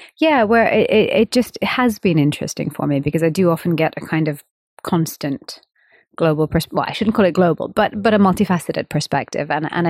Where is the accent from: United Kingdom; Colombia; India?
India; of course, I'm an Indian female musician